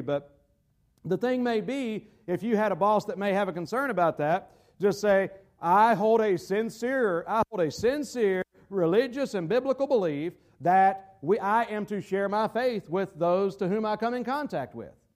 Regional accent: United States; as an American citizen

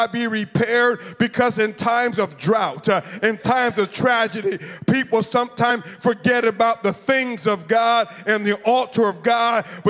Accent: Florida, United States; I'm from Florida

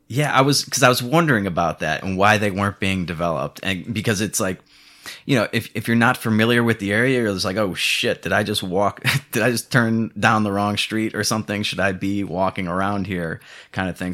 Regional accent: Chicago, Illinois, United States; moved away as an adult; now in Mexico; I'm from Chicago

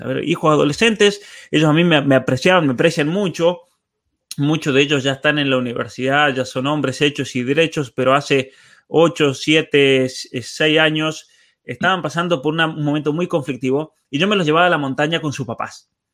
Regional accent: San Juan, Argentina; soy de San Juan

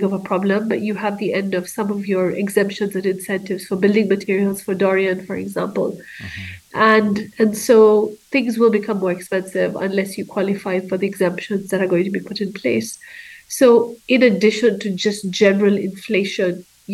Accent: Kenya; But I'm a Kenyan, and I'm a professor at the University of Nairobi in Kenya.

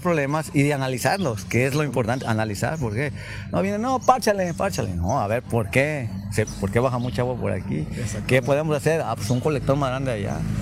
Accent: Villa de Álvarez, Colima, Mexico; aquí nací en Villa Álvarez.

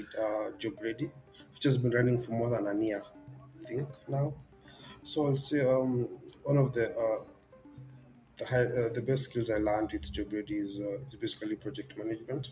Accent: Kenya; I'm a software developer and I'm from Kenya

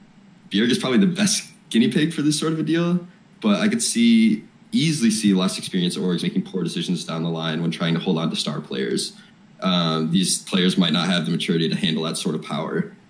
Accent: Michigan, United States; accent: Midwestern; now in Freiburg, Germany; It's Midwestern, I guess. I'm from Michigan.

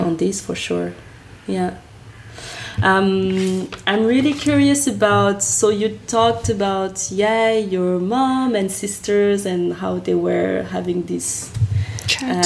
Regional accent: France; first language French; English is a second language; I'm French

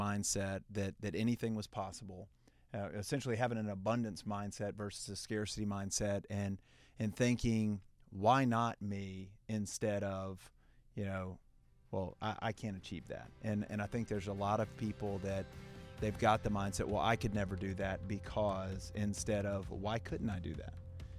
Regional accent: Heflin, Alabama, United States; and, you know, then obviously, you know, growing up in Heflin, which is also a small town

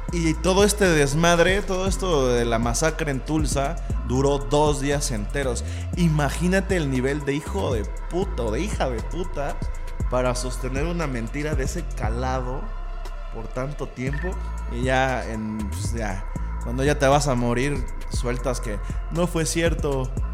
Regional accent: Mexico; nosotros como mexicanos

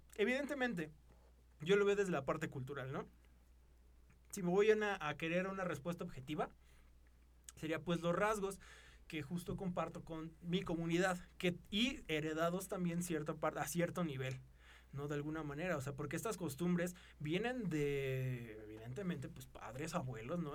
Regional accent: Mexico; somos mexicanos, somos del mismo lugar

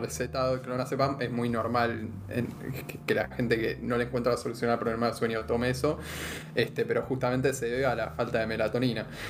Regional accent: Argentina; éramos un país mucho más agropecuario que ahora todavía

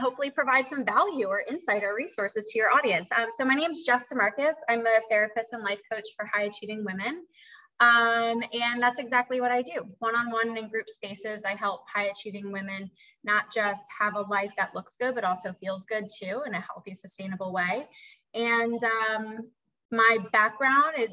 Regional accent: Philadelphia, Pennsylvania, United States; moved away as an adult; now in the South, United States; I'm from Philadelphia

